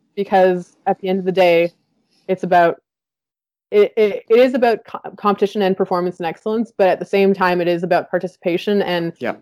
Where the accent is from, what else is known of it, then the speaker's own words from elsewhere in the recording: Winnipeg, Manitoba, Canada; the rowing club that I grew up with in in Winnipeg